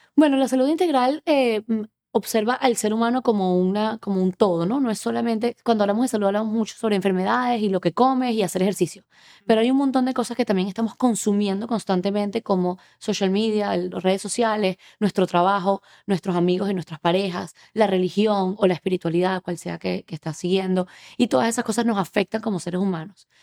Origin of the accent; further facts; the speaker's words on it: Venezuela; moved away as an adult; now in Miami, United States; soy venezolana, tengo unos 13 años viviendo en Miami